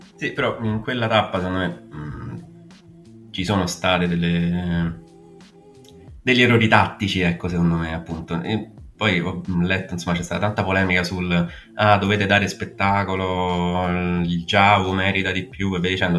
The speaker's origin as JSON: {"language": "Italian", "area": "outside the Rome ring road", "region": "Lazio", "country": "Italy", "said": "sono fuori dal raccordo anulare"}